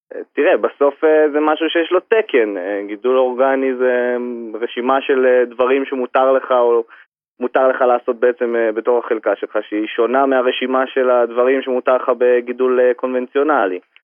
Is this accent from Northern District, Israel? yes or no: yes; Harashim, Northern District, Israel; אני פה נולדתי בחרשים בתוך אה, יישוב אה, קטן, בתוך הטבע, צמוד לשמורת טבע